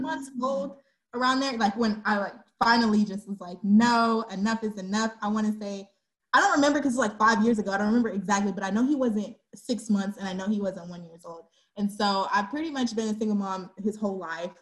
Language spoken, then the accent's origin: English; Dallas, Texas, United States; also born or lived in Georgia; I'm a Dallas, te- Texas native. I was born in Georgia, but I've been here since I was three. So this is home.